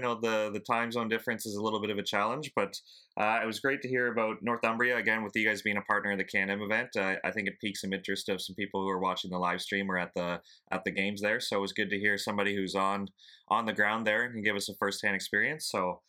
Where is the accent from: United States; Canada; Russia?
Canada; because even as a Canadian, we sometimes think the Maritimes people use funny phrases